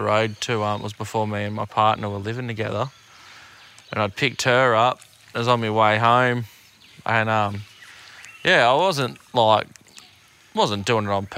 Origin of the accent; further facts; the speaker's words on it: Queensland, Australia; now in New South Wales, Australia; I'm a Queenslander myself